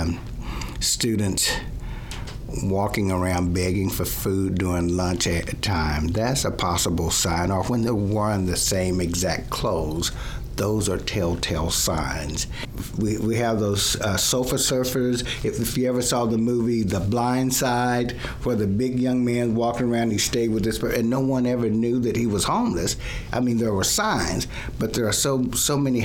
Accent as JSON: {"language": "English", "town": "Plano", "region": "Texas", "country": "United States", "tie": "born or raised there", "said": "I grew up in Plano"}